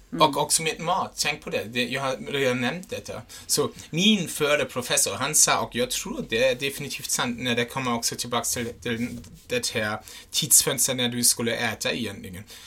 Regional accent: Germany; first language German; Swedish is a second language; now in Sweden; jag är en tysk

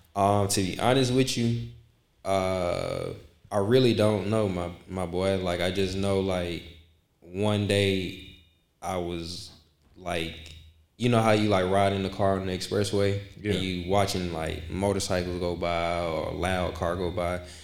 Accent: Decatur, United States; from Decatur, um, born and raised.

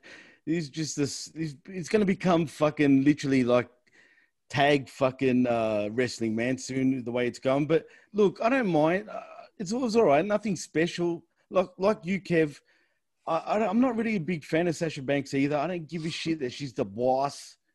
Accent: Australia; And I'm Australian.

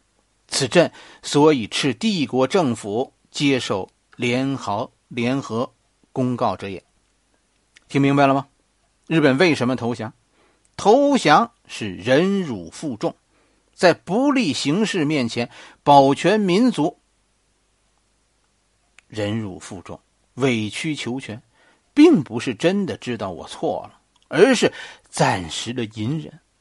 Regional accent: China; 我们中国人流传下来的道义是什么呢？

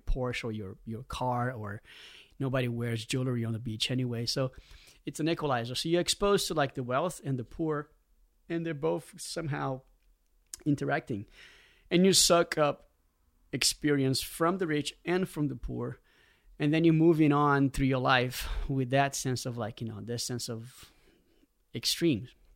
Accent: Rio de Janeiro, Brazil; growing up in Rio, you know, in the eighties

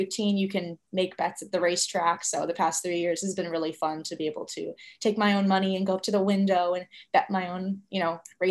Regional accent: Albany, New York, United States; moved away; I grew up in Albany, New York

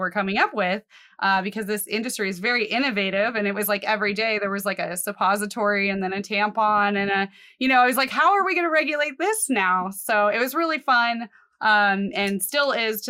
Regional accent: Colorado, United States; I grew up in Colorado

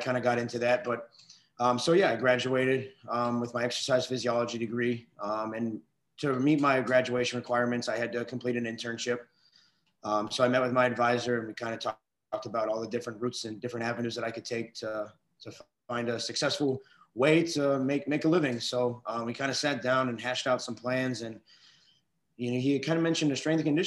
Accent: Weirton, West Virginia, United States; moved away; I am originally from Weirton, West Virginia, small town right outside of Pittsburgh.

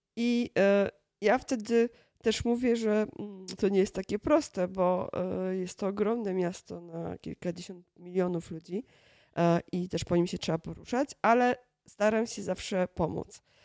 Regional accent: Kielce, Świętokrzyskie Voivodeship, Poland; now in Warsaw, Poland; To jest moje rodzinne miasto i moje mm, do tej pory chyba ukochane miasto, mimo że od wielu lat mieszkam w Warszawie

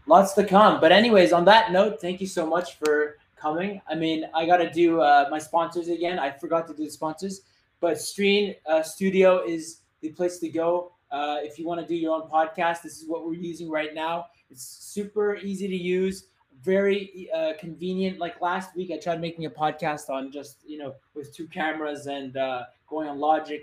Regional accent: Montreal, Quebec, Canada; I'm from Montreal

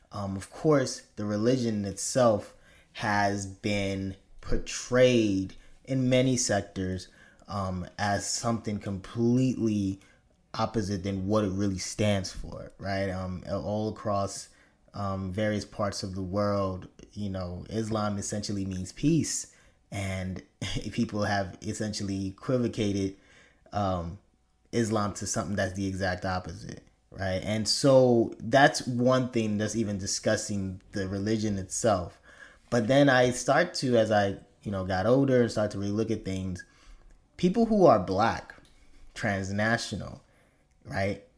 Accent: Chicago, Illinois, United States; growing up in Chicago

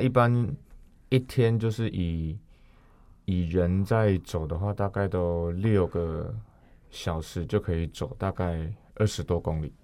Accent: Taichung, Taiwan; 我是台中人

